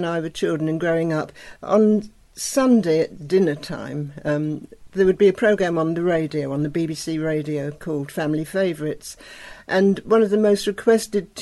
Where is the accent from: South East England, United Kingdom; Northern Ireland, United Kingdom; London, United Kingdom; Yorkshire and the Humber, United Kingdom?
South East England, United Kingdom; Hastings; I grew up in Hastings in East Sussex, which was originally a fishing village